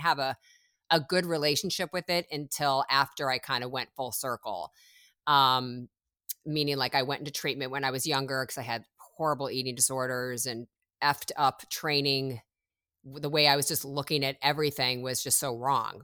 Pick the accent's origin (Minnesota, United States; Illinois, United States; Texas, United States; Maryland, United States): Illinois, United States; Chicago; moved away as an adult; now in Los Angeles, United States; originally I'm from Chicago. I moved when I was eighteen from Chicago to Los Angeles